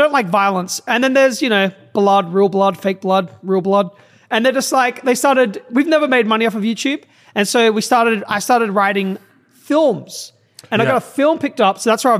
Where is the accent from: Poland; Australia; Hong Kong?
Australia; Adelaide, South Australia; I'm a bit offended you didn't come to my hometown. Which is? Adelaide.